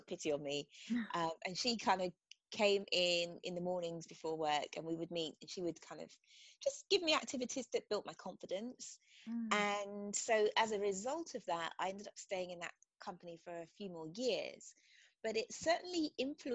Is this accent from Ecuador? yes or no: no; England, United Kingdom; moved away as an adult; also born or lived in United States; I'm from England, as you can probably hear.